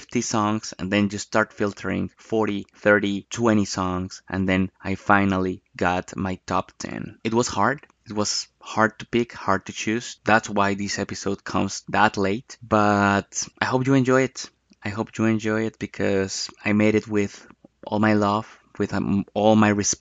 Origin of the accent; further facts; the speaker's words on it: Bogotá, Colombia; Bogotá, Colombia, my hometown. That's the city where I was born